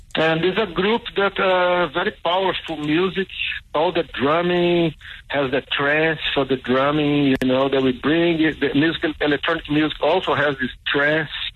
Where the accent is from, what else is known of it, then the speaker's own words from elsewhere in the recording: Cachoeiro de Itapemirim, Espírito Santo, Brazil; also born or lived in United States / Mozambique / South Africa; now in Berlin, Germany; I grew up in Brazil, in southeast of Brazil. Uh, Espírito Santo is the province, is near Rio de Janeiro.